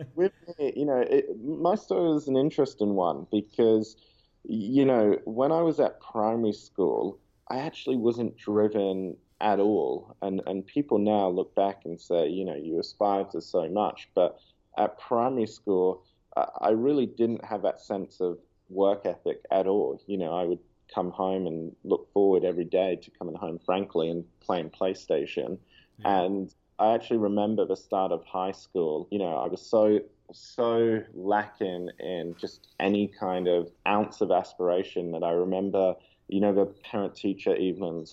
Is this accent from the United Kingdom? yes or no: no; Perth, Western Australia, Australia; growing up in Perth